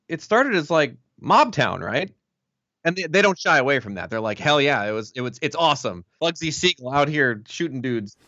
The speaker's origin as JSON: {"language": "English", "town": "Milwaukee", "region": "Wisconsin", "country": "United States", "moved": "as an adult", "lives_now": "Los Angeles, United States", "said": "I'm originally from Milwaukee"}